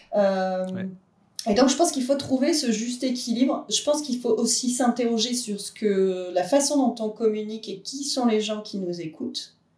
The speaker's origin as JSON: {"language": "French", "country": "France", "said": "on est français"}